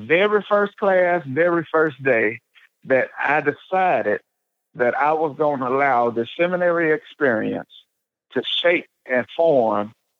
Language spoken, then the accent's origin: English; the South, United States; Forgive me, I'm from the South. So if you hear me say britches, it's a Southern thing.